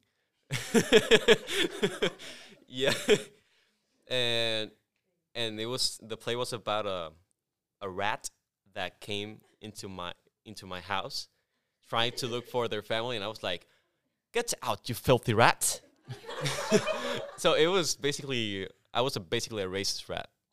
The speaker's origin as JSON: {"language": "English", "town": "Culiacán", "region": "Sinaloa", "country": "Mexico", "tie": "born or raised there", "also_born_or_lived": "Tepic, Nayarit, Mexico", "second_language": "English", "moved": "yes", "lives_now": "United States", "said": "I lived there until I was six, and then I moved to Culiacán, Sinaloa, which is my, it's my hometown"}